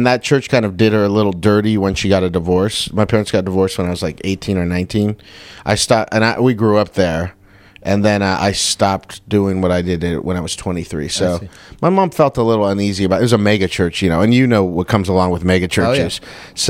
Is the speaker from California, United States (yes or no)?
yes; Covina, California, United States; I work at that bar, the Chatterbox, in Covina. I live out here, but I bartend on Thursdays and Fridays, so I've never been able, which is, it's like my hometown